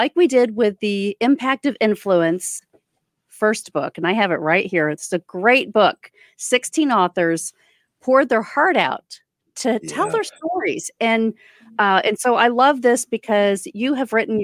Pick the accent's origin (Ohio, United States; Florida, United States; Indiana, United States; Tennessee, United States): Florida, United States; Orlando; I am from Orlando, Florida